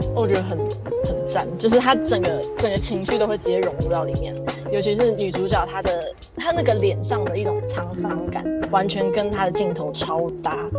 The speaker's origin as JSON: {"language": "Chinese", "region": "Taipei", "country": "Taiwan", "tie": "born or raised there", "said": "我就是台北土生土长的台北人"}